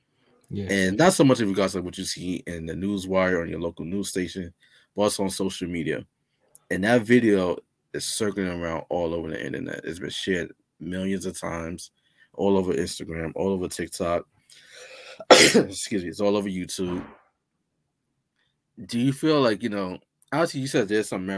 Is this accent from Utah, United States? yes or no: no; New York City, New York, United States; I'm from the Bronx